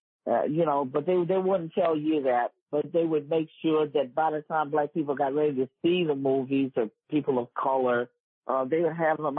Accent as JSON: {"language": "English", "town": "New York City", "region": "New York", "country": "United States", "moved": "yes", "lives_now": "Las Vegas, United States", "said": "My address is on my copyrights, Bronx, New York. And I'm from the Bronx, Riverdale, New York. That's the section of the Bronx."}